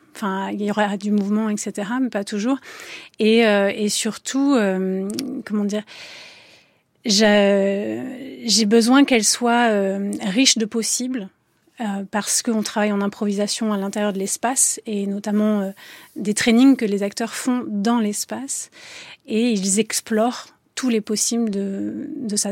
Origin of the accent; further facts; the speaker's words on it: Avignon, Provence-Alpes-Côte d'Azur, France; je suis d'Avignon